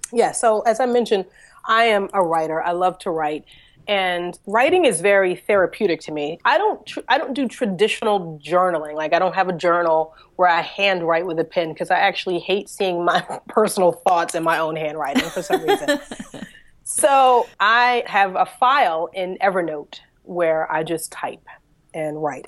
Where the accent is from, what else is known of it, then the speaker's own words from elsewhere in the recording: Philadelphia, Pennsylvania, United States; I was born and raised in Philadelphia, in Pennsylvania